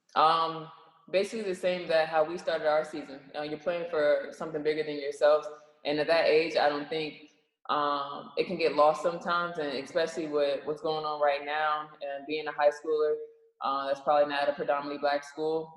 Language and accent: English; Charlotte, North Carolina, United States; I am from Charlotte